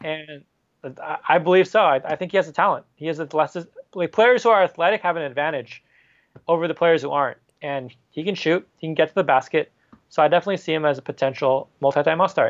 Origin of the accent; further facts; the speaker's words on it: the Bay Area, California, United States; I'm from the Bay